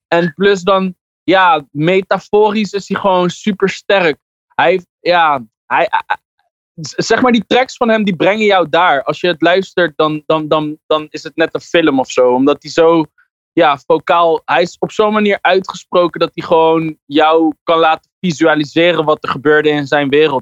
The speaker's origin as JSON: {"language": "Dutch", "town": "Ter Aar", "region": "South Holland", "country": "Netherlands", "said": "Ik kom uit Ter Aard, als een dorpje naast Alphen aan de Rijn."}